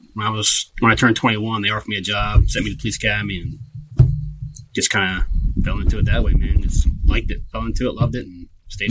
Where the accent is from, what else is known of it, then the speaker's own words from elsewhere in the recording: Delaware, United States; born and raised in uh, Delaware. Um, lived here my whole life.